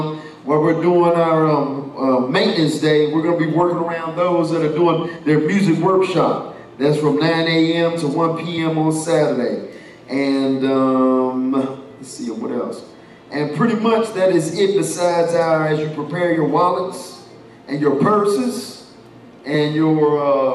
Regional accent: the Carolinas, United States; I'm from Carolina.

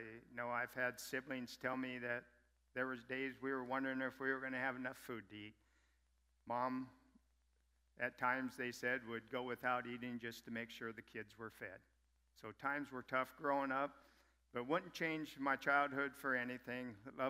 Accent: Neely, Nebraska, United States; Born and raised in Neely, Nebraska. Grew up. Times were always kind of tough. I'm the youngest of 11 children.

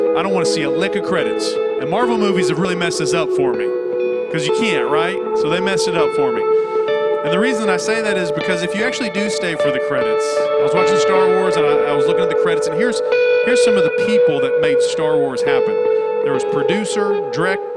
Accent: the South, United States; We're from the South

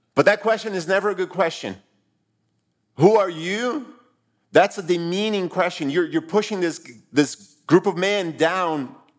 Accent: Brazil; moved away; I grew up in Brazil

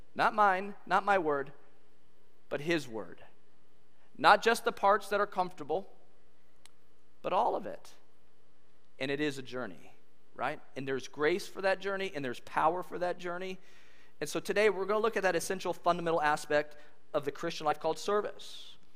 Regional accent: California, United States; moved away as an adult; also born or lived in Kansas; I grew up in California

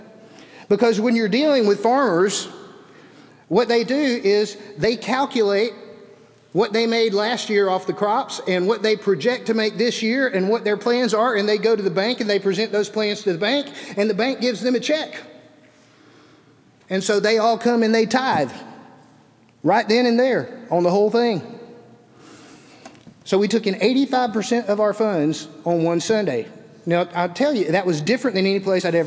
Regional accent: Birmingham, Alabama, United States; moved away; also born or lived in Vienna, Georgia; being a city boy, growing up in Birmingham

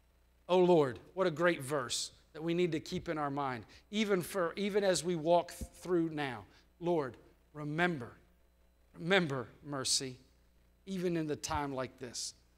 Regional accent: United States; born there; It's not because I was born in the United States.

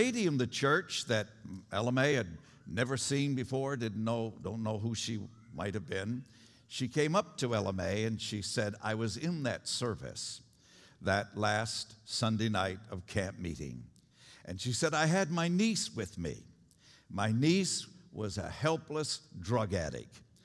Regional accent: New York, United States; When I was a kid, teenager, growing up in New York

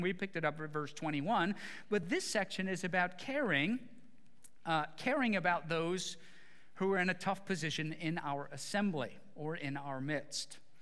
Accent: Midwest, United States; growing up in the Midwest

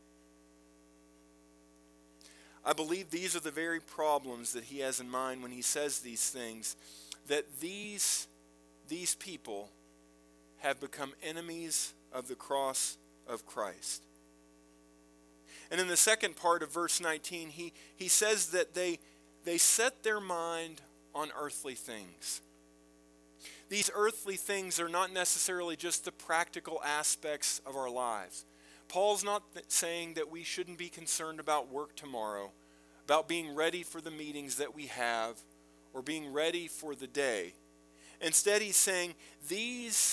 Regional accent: United States; Being born in this country

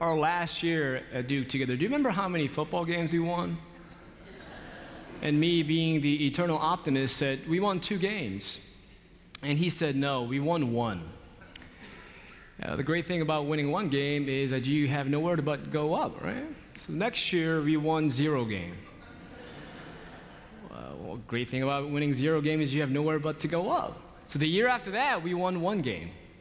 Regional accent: Seoul, South Korea; now in Charlotte, United States; In 1981, I was born in Seoul, South Korea, to 2 loving parents.

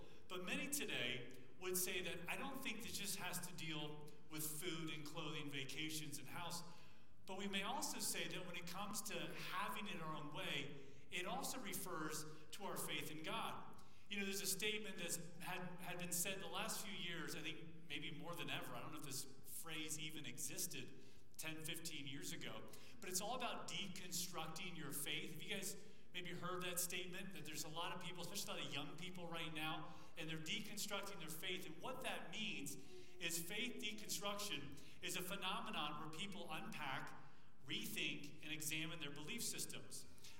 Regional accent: Thailand; Good seeing you guys. I was from Thailand, so it's kind of a distance.

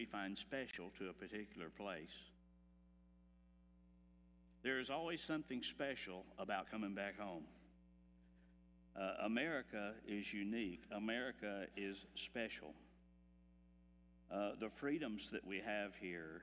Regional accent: Texas, United States; I am from Texas

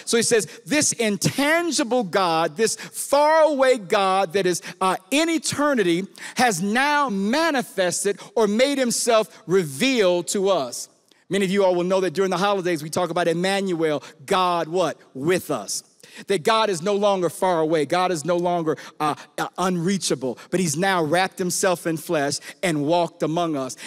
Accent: Chicago, Illinois, United States; I'm from Chicago, from the hood

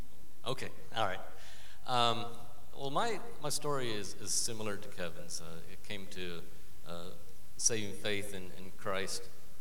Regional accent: Peru; My parents are missionaries, and went to a missionary children's school. Just a conservative life growing up in Peru.

